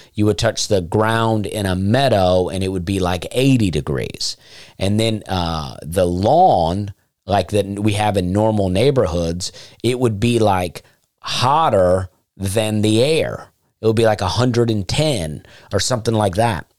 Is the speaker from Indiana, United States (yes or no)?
no; Alabama, United States; moved away; I grew up in Alabama